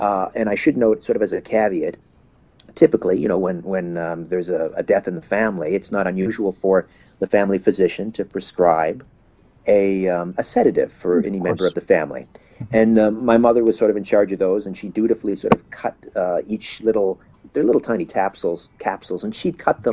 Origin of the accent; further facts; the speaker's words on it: Brantford, Ontario, Canada; I'm home from Christmas break, back in my old bedroom in my mother's basement in Brantford, Ontario